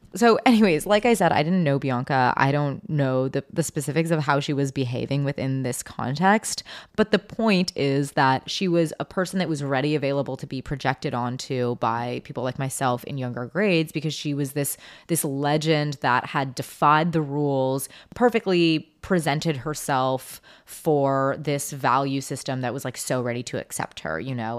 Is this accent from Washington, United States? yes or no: yes; Seattle, Washington, United States; moved away; also born or lived in New York; I was from Seattle